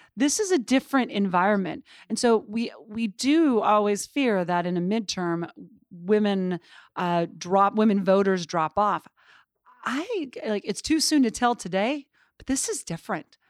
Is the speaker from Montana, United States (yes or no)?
yes; Butte, Montana, United States; moved away; I grew up in Butte, Montana